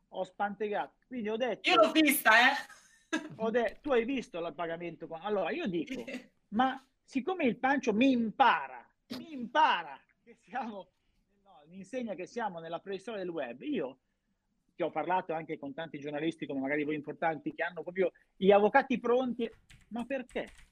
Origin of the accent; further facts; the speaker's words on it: Milan, Lombardy, Italy; da milanese che ha vissuto a Milano